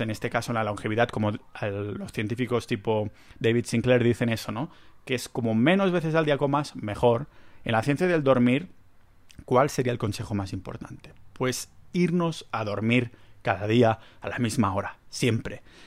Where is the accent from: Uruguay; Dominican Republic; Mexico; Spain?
Spain; soy español